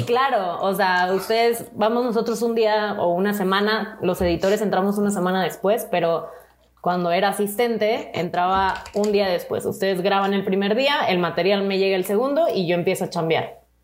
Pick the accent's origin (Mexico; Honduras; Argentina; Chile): Mexico; Monterrey, Nuevo León; moved away as an adult; now in Mexico City, Mexico; soy de Monterrey. Tengo cuatro años que me mudé aquí a la Ciudad de México